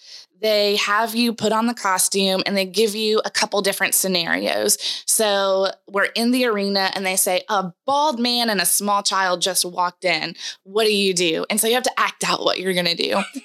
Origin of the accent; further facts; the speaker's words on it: Mount Juliet, Tennessee, United States; also born or lived in Kentucky; Born and raised here, Middle Tennessee. I grew up in Mount Juliet, which is just 20 miles east of the city.